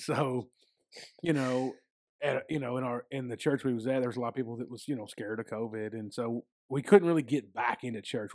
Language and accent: English; United States; I was born and raised in a Baptist church, um, out in West Davis County.